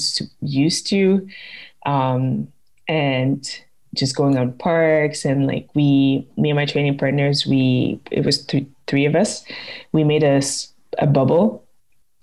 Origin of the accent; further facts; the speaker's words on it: Quebec, Canada; I'm originally from Quebec and it's still my home province